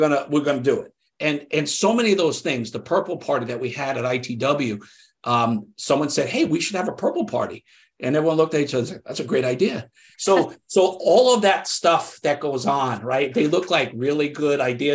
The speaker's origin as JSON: {"language": "English", "region": "New York", "country": "United States", "tie": "born or raised there", "said": "I'm from New York. I grew up here"}